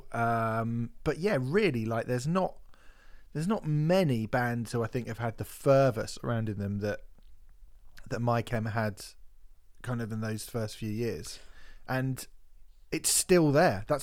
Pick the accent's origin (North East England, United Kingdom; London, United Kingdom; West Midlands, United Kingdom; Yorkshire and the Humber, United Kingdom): Yorkshire and the Humber, United Kingdom; Barnsley; Milton Keynes is the worst, and I'm from Barnsley, so